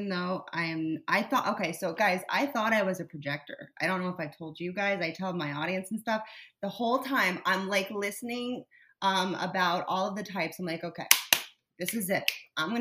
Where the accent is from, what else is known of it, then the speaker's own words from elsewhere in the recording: South Florida, United States; I grew up in South Florida where my environment was incorrect for me